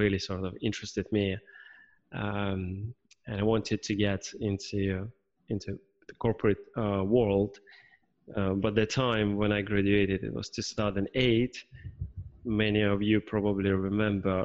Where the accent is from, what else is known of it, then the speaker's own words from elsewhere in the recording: Moscow, Russia; moved away as an adult; also born or lived in Singapore / Krakow, Poland; I'm originally from Russia, but I've lived abroad for quite a number of years. I'm currently based in Russia, in my hometown